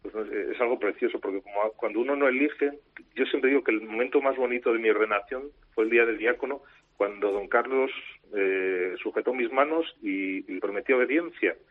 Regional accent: Moralzarzal, Community of Madrid, Spain; en la parroquia de mi pueblo, de Morazazal

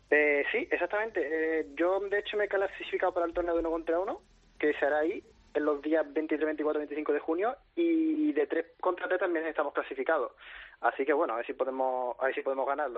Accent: La Línea de la Concepción, Andalusia, Spain; soy de, Cádiz, de la línea de la Concepción

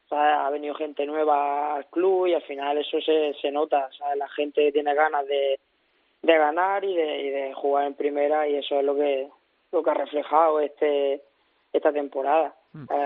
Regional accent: Almería, Andalusia, Spain; moved away; mi tierra, ¿sabes? La Almería

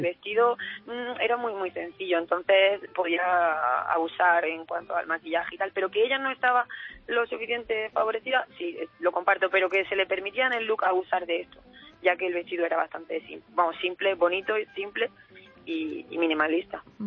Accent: Almuñécar, Andalusia, Spain; Almuñécar, que es del pueblo de donde yo soy

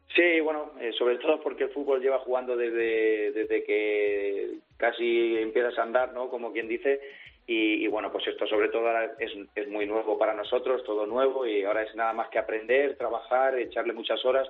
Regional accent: Villarrobledo, Castilla-La Mancha, Spain; mi hermano y so, y yo somos de aquí, de Villarrobledo

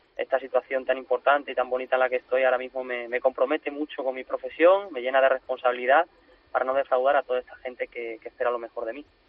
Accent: Extremadura, Spain; moved away as an adult; now in Sanlúcar de Barrameda, Spain; una feria como Olivenza, que es mi tierra, que es Extremadura

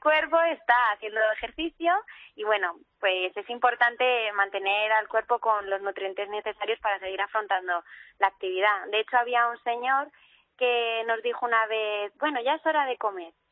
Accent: Toledo, Castilla-La Mancha, Spain; soy toledana

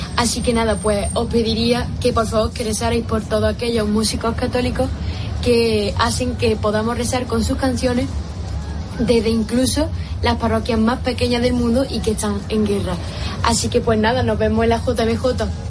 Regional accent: Montilla, Andalusia, Spain; soy de Montilla, un pueblo de Córdoba

